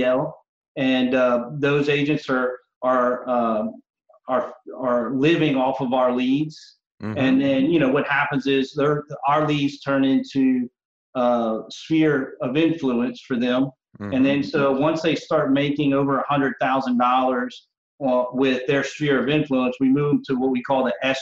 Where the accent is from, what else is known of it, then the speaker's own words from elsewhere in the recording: Cajun country, Lafayette, Louisiana, United States; I'm Cajun country. So I know I'm the only Cajun